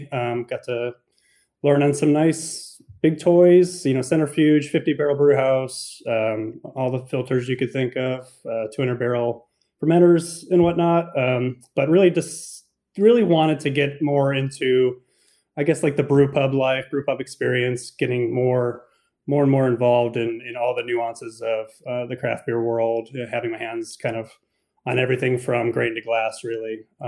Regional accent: Cleveland, Ohio, United States; moved away; I grew up in Cleveland, Ohio

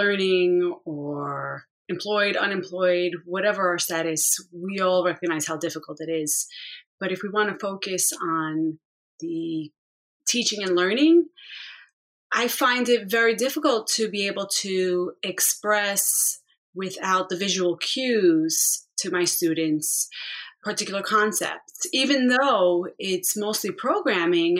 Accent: New York City, New York, United States; now in Long Island, United States; I grew up mostly in the Bronx

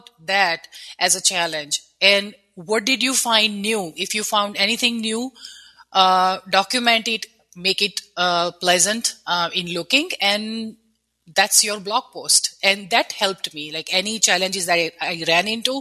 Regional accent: India; moved away as an adult; now in United States; I grew up in India

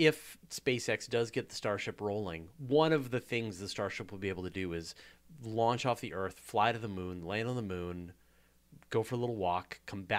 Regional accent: Canada; accent: Canadian; And I've got my Canadian accent

